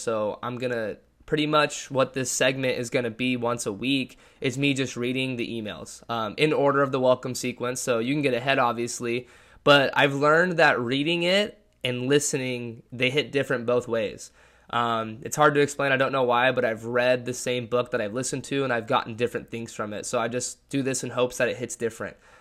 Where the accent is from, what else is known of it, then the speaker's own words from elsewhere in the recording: Lake Forest, California, United States; moved away as an adult; also born or lived in Washington State University, Washington; I was born and raised in Orange County, California